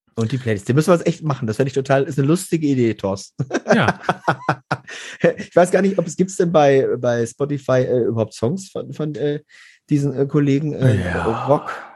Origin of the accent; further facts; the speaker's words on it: Garbsen, Lower Saxony, Germany; ich komme aus Gerbsen bei Hannover